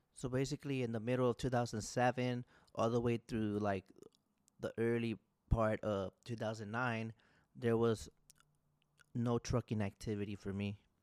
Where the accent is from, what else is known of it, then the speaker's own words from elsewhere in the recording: Orange Cove, California, United States; also born or lived in Fresno, California; I was born in Fresno, California. I grew up in Orange Cove, California